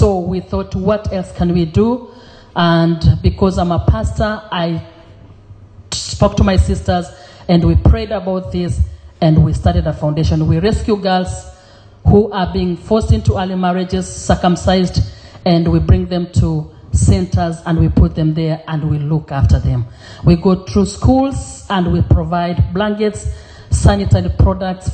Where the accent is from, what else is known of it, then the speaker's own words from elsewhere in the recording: Kenya; also born or lived in Europe; now in Sydney, Australia; originally I was born in Kenya.